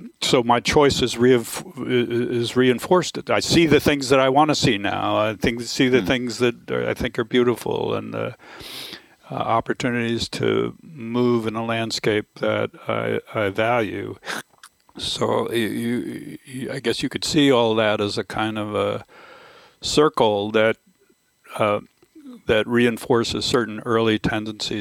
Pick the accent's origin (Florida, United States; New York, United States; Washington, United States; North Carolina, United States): Florida, United States; moved away; I grew up in Florida, which is a very different environment than the one I inhabit now